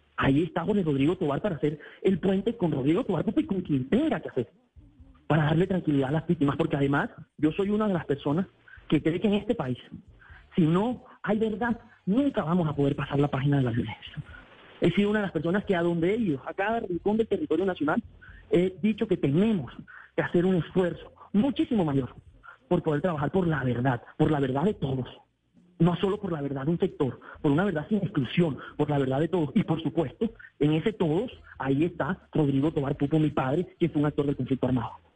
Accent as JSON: {"language": "Spanish", "town": "Valledupar", "region": "Cesar", "country": "Colombia", "tie": "born or raised there", "said": "Yo soy oriundo de Valledupar"}